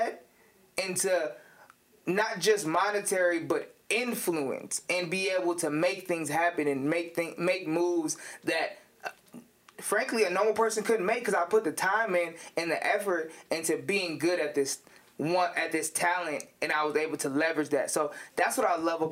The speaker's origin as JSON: {"language": "English", "town": "Ravenna", "region": "Ohio", "country": "United States", "tie": "born or raised there", "moved": "as an adult", "lives_now": "Cleveland, United States", "said": "I was born and raised in Ravenna, Ohio, which is a small town"}